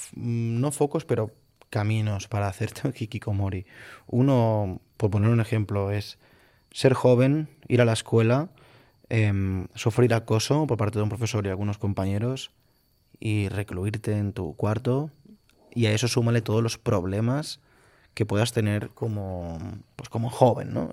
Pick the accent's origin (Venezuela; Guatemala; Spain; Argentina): Spain; Galicia; now in Catalonia, Spain; soy gallego